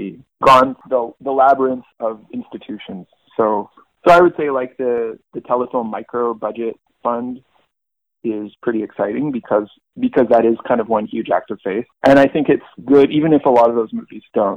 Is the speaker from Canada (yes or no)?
yes; Vancouver, British Columbia, Canada; growing up in Vancouver, you know, it has a scene and it's got a lot of culture